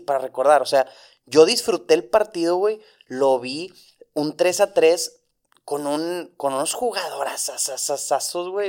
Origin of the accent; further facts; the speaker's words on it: Monterrey, Nuevo León, Mexico; tengo 29 años, ambos somos de Monterrey